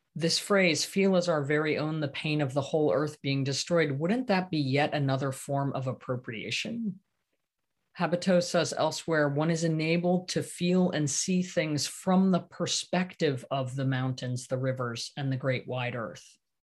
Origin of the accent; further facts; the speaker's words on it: Santa Cruz, California, United States; my hometown of Santa Cruz